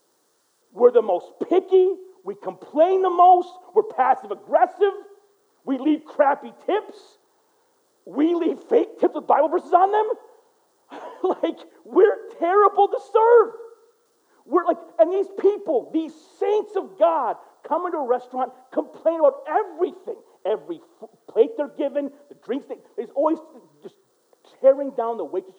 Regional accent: United States; I'm American through and through

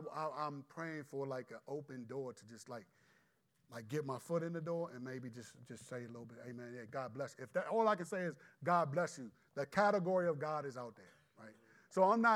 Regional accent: United States; as American believers

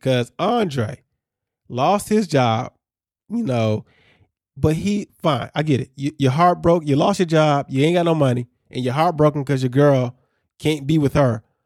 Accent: Chicago suburbs, Illinois, United States; a kid growing up in Chicago suburbs

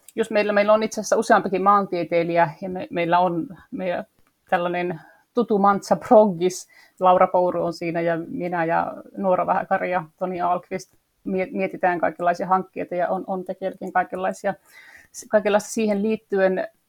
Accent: Torne Valley, Lapland, Finland; moved away as an adult; also born or lived in Sweden / southern Finland; now in Lapland, Finland; Olen täältä Torniolaksosta kotoisin, mä olen Ruotsin puolella syntynyt ja Suomen puolella käynyt kouluun

